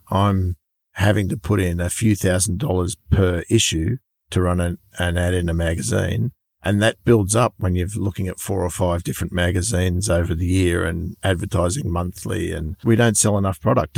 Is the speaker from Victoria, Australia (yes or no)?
no; Sydney, New South Wales, Australia; I am from Sydney